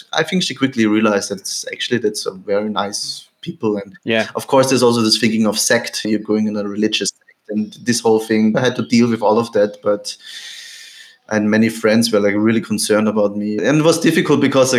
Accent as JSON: {"language": "English", "country": "Austria", "tie": "born or raised there", "moved": "as an adult", "lives_now": "Mayapur, India", "said": "I grew up in Austria near Vienna in a normal, nice family."}